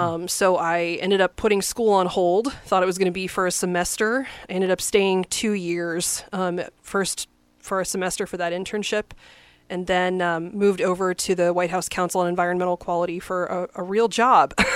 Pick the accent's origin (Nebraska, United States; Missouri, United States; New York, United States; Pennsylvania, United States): Nebraska, United States; Lincoln; moved away as an adult; also born or lived in France / East Coast; I grew up in Lincoln and I went to U N L